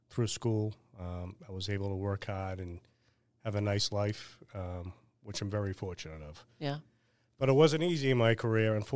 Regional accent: Weymouth, Massachusetts, United States; also born or lived in Boston / Quincy; Spent two years there, and then we moved to Quincy. Then at age, I think it was eleven or twelve, we moved to Weymouth.

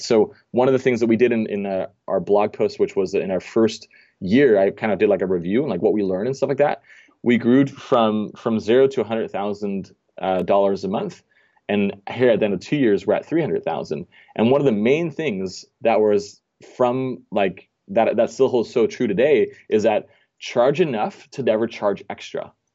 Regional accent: Denmark; moved away as an adult; now in Orange County, United States; So I'm actually originally from Denmark. I was born and raised there. Um, came over here when I was about twenty-one.

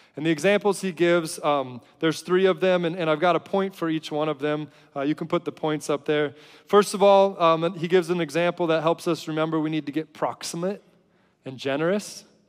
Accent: United States; as an American

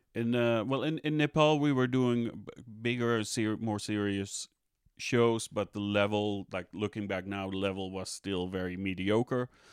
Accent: Amsterdam, North Holland, Netherlands; I'm Dutch, I'm from the Netherlands, Amst-, Amsterdam originally.

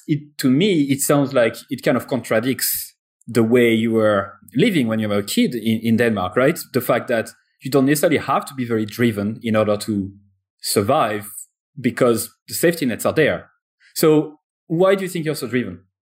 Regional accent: France; accent: French; English is a second language; I'm French, as you probably heard already from my accent

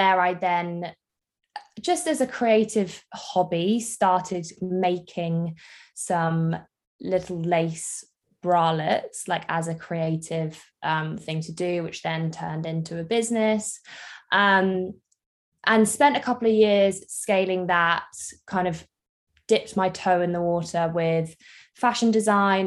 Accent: Jersey; I am from Jersey in the Channel Islands

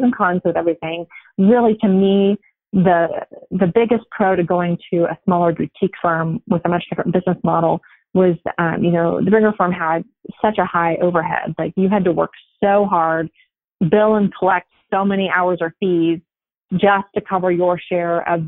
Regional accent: Nebraska, United States; moved away as an adult; now in Las Vegas, United States; I grew up in Nebraska in a small town, went to college there, law school there

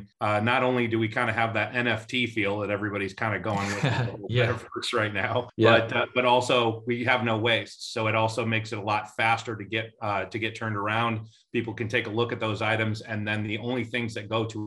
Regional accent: Midwest, United States; moved away as an adult; now in Atlanta, United States; I'm originally from the Midwest, but I've been a transplant into Atlanta now for 22 years.

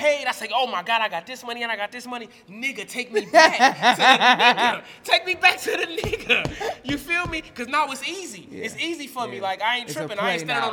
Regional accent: Cleveland, Ohio, United States; also born or lived in Virginia; I was from Cleveland

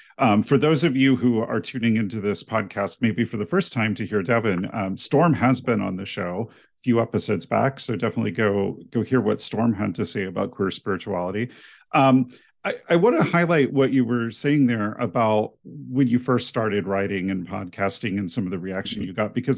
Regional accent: New Mexico, United States; also born or lived in overseas; now in Ohio, United States; Cause you know, my mom is from Indiana, but I'm not from Ohio. You know, I grew up all over, you know, overseas and out in New Mexico.

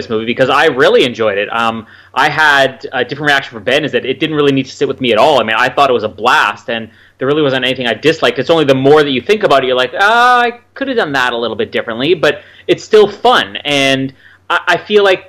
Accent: Canada; I am Canadian

